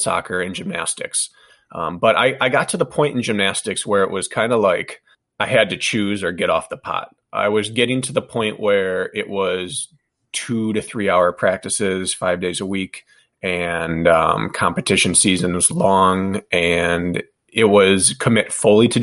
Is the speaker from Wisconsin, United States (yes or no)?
yes; Wisconsin, United States; She was the Olympic gymnast from my hometown. We grew up together.